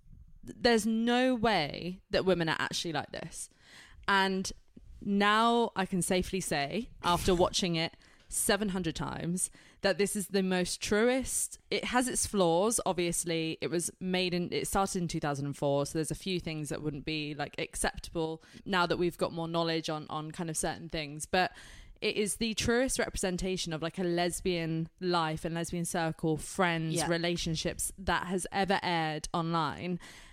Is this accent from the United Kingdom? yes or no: yes; United Kingdom; I'm British.